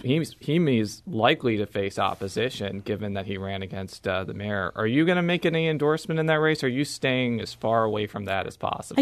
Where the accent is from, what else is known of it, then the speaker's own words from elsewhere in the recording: Illinois, United States; I am from Illinois